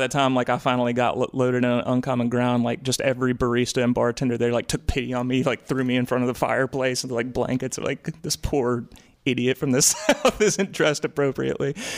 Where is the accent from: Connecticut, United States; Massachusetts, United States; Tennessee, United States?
Tennessee, United States; Memphis; also born or lived in Blacksburg, Virginia / Nashville; we came here when I was a youngin' and, um, grew up here in Memphis